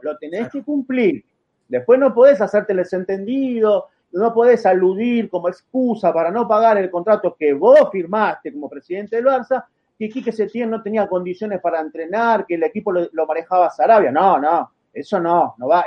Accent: Argentina; Soy un periodista argentino que admira a Messi

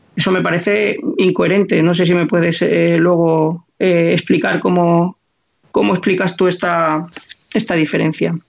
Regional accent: Madrid, Community of Madrid, Spain; nací en Madrid

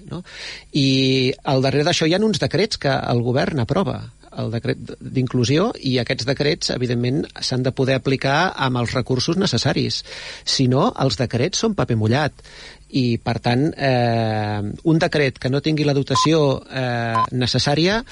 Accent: Badalona, Catalonia, Spain; jo no sóc de, de, de Premià de Mar, jo, jo sóc de Badalona

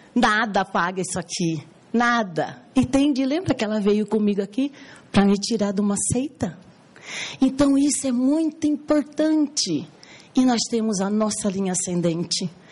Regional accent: Cuiabá, Mato Grosso, Brazil; eu sou cuiabana

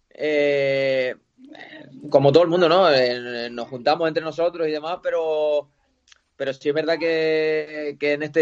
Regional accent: Canary Islands, Spain; now in Salamanca, Spain; siendo canario

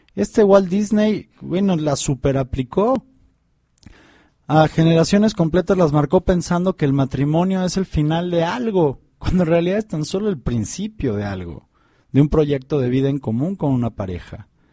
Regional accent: Mexico; en, México, en mi país

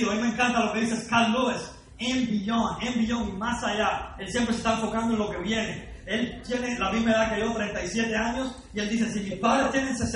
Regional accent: Cuba; now in Miami, United States; vengo de Estados Unidos, de Miami, eh, pero nací en Cuba, ¿ok? Lo que pasa es que a pesar de que tengo casi la mitad de mi vida en Cuba y la otra mitad en Estados Unidos, no hablo ni español ni inglés, hablo spanglish.

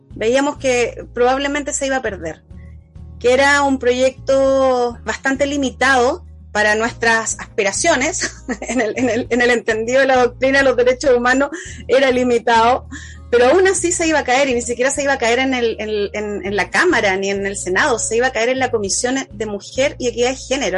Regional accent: Valdivia, Los Ríos, Chile; soy de Valdivia

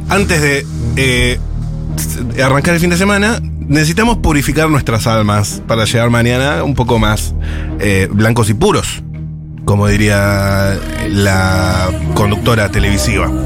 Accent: Argentina; te roban el futuro de tus hijos y no nos movemos de casa. Así somos los argentinos.

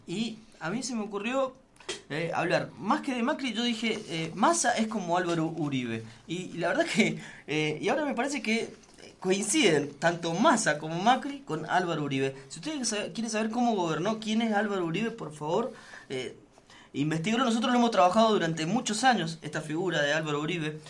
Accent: Argentina; somos la Argentina

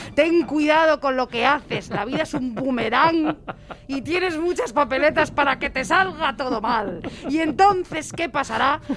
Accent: Madrid, Community of Madrid, Spain; yo soy de Madrid

